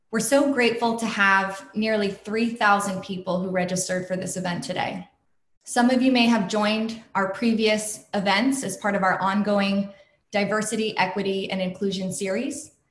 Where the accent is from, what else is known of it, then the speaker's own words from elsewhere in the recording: Wichita, Kansas, United States; born there; I grew up here in the States. I was born in Kansas, Wichita, Kansas, of all places. My parents were in the Air Force, you know, went from base to base.